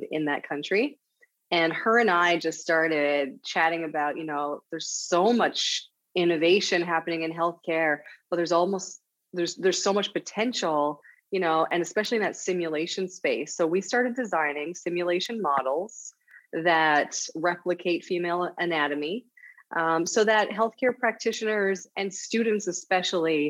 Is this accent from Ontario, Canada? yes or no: no; St. John's, Newfoundland and Labrador, Canada; moved away as an adult; also born or lived in Vancouver / Calgary / Montreal / Ottawa; now in Halifax, Canada; I grew up in Newfoundland, Canada, St. John's, Newfoundland, Canada